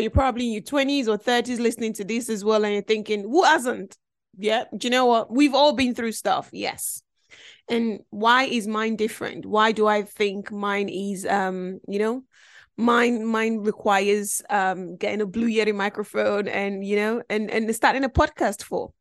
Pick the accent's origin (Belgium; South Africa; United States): Belgium; also born or lived in Nigeria; now in United Kingdom; I grew up in Belgium, um, which was a f, a foreign country 'cause I'm originally from Nigeria